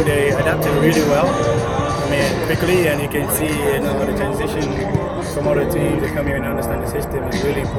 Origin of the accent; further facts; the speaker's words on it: Jamaica; now in Phoenix, United States; I mean, we're from Jamaica, it's like this, you know, so it didn't take me long to adapt.